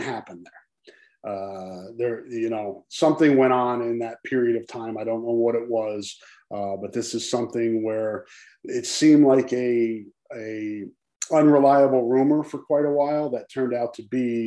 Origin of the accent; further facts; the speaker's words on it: East Coast, New York, United States; moved away; also born or lived in New Jersey; I grew up out on the East Coast and spent a lot of time in New York, graduated high school from New York, went to school, college in New Jersey.